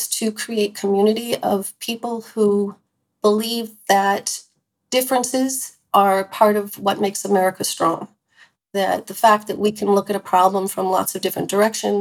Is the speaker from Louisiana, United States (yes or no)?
no; California, United States; we grew up together in California